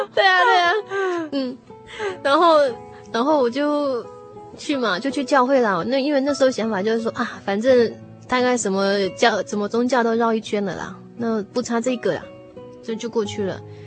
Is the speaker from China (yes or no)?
no; Taiwan; 我小时候在眷村长大